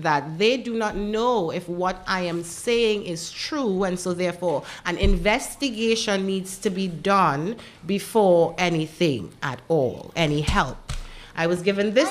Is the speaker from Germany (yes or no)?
no; Trinidad & Tobago; also born or lived in United States; now in Dominica